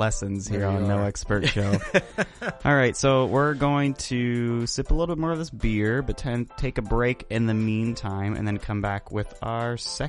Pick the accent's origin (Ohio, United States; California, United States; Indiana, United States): Indiana, United States; Indianapolis; They're from Indianapolis, and we're from Indianapolis.